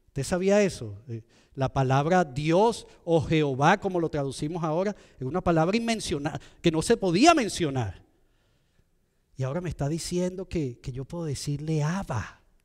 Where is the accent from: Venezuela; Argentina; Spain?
Venezuela; moved away; de donde yo soy en Venezuela